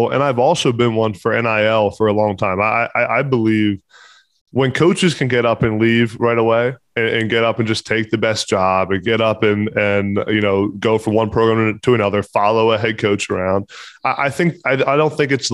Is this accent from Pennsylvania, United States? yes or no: yes; Pennsylvania, United States; I'm from Pennsylvania, have a lot of connections at Pitt